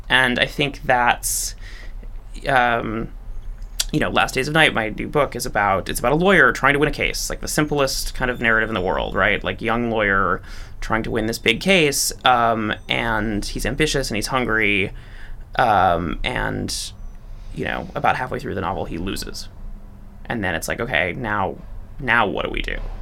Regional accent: Chicago, Illinois, United States; moved away as an adult; also born or lived in New York; i'm from Chicago, born and raised, uh, good Midwestern stock.

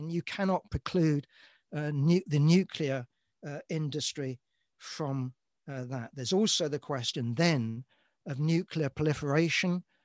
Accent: London, United Kingdom; born and raised in London

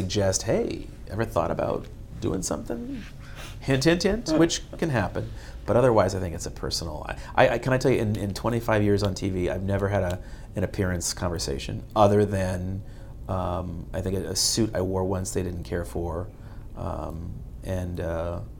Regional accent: Boston, Massachusetts, United States; also born or lived in Washington, D.C. / Fort Myers; now in Miami, United States; I did work briefly in Boston, and it's my hometown

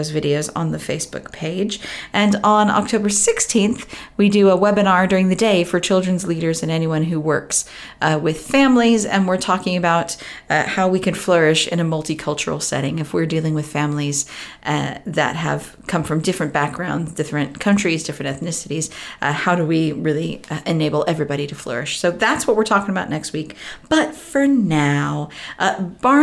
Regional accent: Southern California, United States; moved away as an adult; now in United Kingdom; I grew up in Southern California and moved here 18 years ago

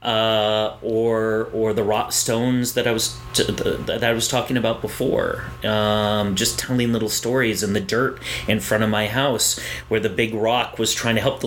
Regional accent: Hoosick Falls, New York, United States; moved away as an adult; now in South Florida, United States; I grew up in a small town in upstate New York called Hoosick Falls

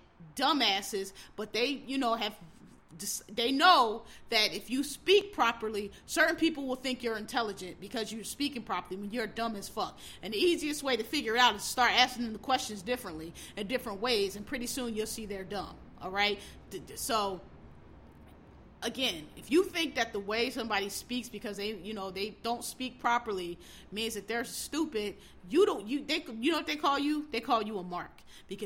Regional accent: Philadelphia, Pennsylvania, United States; I grew up in the inner city, I grew up in Philadelphia

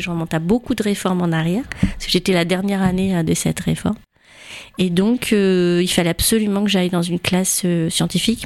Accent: Roubaix, Hauts-de-France, France; also born or lived in Loire; now in Tours, France; je suis rentrée en sixième à Roubaix.

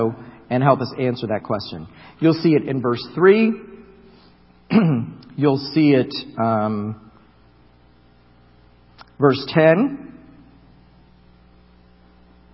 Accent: Florida, United States; I grew up in Florida, across from Kennedy Space Center

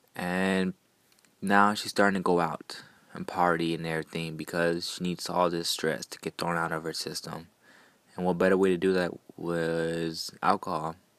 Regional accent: Houston, Texas, United States; I'm from Houston.

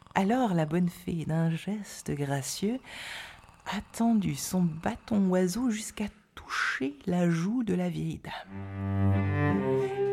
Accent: Neuchâtel, Switzerland; par chez nous, à Neuchâtel, on l'appelait la Rôde

